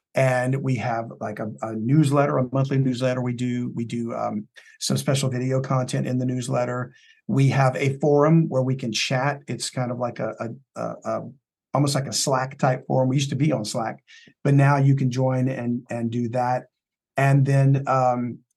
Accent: South Louisiana, United States; I'm from South Louisiana

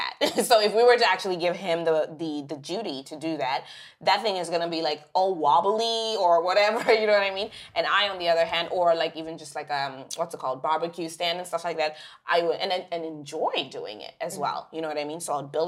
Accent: Zimbabwe; now in Canada; we grew up in Zimbabwe

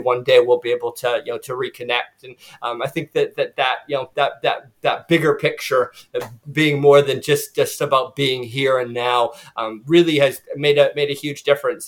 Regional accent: Canada; also born or lived in United States; now in New Zealand; I'm from Canada, as John said, um, but I lived in the U.S. for you know for you know 15, 16 years

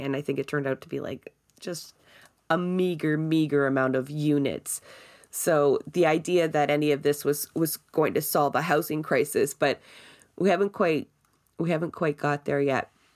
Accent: Toronto, Ontario, Canada; I grew up in Scarborough as well

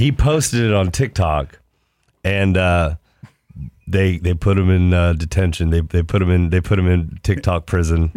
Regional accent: Ohio, United States

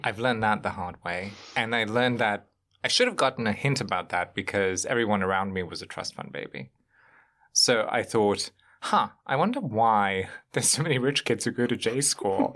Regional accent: Germany; moved away as an adult; also born or lived in Bosnia; now in New York, United States; I, uh, grown up in Germany for a better part of my life

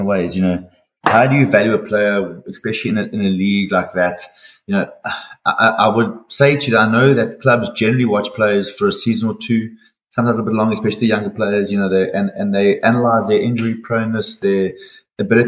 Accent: Durban, KwaZulu-Natal, South Africa; also born or lived in Manchester / Finland / Turkey; I'm a Durban boy, so I was in Durban from dots

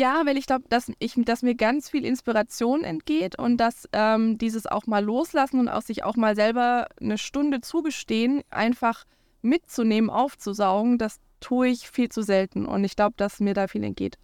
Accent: Swabia, Baden-Württemberg, Germany; now in Schleswig-Holstein, Germany; ich bin aus Schwaben

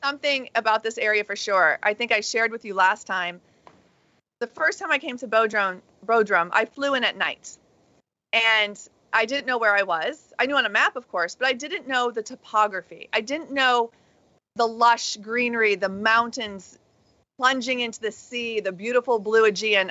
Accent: United States; as an American

